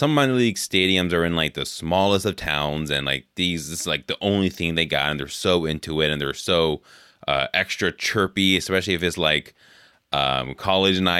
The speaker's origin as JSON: {"language": "English", "area": "Bay Area", "region": "California", "country": "United States", "tie": "born or raised there", "said": "I grew up in California in the Bay Area."}